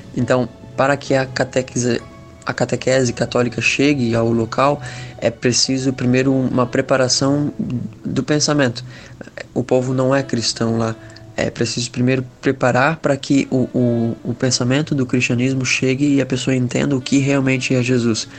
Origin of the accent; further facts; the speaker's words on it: Itajaí, Santa Catarina, Brazil; tenho 23 anos, sou de Itajaí, Santa Catarina